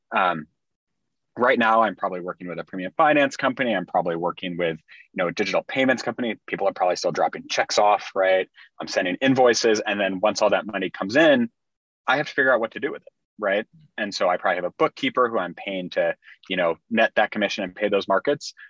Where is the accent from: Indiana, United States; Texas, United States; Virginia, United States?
Indiana, United States; moved away as an adult; also born or lived in Bay Area, California; I grew up in Indiana, um, small town Indiana